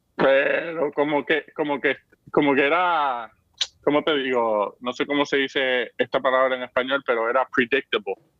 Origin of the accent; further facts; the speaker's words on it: Vega Baja, Puerto Rico; en Vega Baja, de donde yo soy